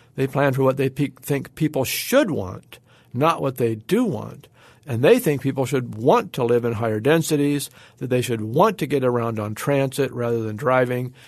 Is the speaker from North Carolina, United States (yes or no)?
no; Oregon, United States; My home state of Oregon